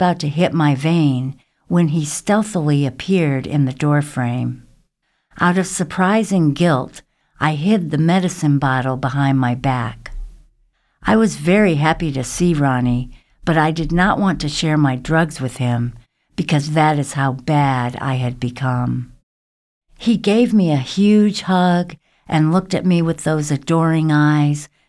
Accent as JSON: {"language": "English", "region": "the South", "country": "United States", "tie": "born or raised there", "moved": "yes", "said": "surviving the South"}